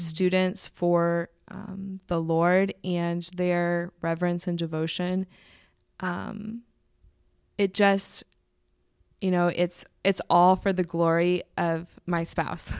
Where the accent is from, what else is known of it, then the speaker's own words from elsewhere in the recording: Indianapolis, Indiana, United States; moved away as an adult; I do love Indy. Um, it's my hometown